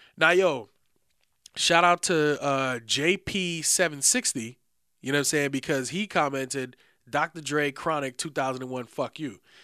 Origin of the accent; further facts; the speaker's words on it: New York City, New York, United States; we all from the Bronx, you know what I'm saying? We grew up in the Bronx in a certain time era